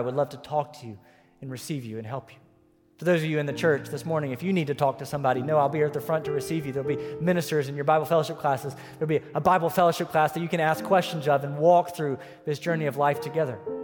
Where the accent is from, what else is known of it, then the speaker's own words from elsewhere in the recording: United States; my citizenship was still as an American